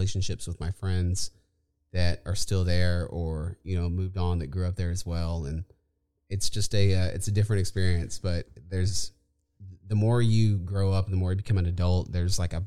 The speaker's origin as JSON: {"language": "English", "town": "Inez", "region": "Texas", "country": "United States", "tie": "born or raised there", "also_born_or_lived": "Austin, Texas / San Marcos, Texas", "said": "I grew up in a little town called Inez, Texas, just outside of Victoria."}